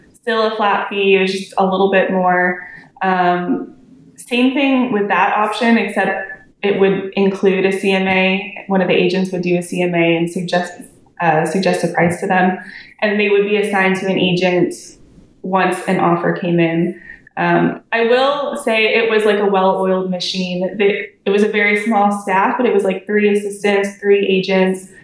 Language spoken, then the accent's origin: English; San Diego, California, United States; now in Dallas-Fort Worth, United States; I'm a realtor in the Dallas Fort Worth area of Texas. I'm originally from San Diego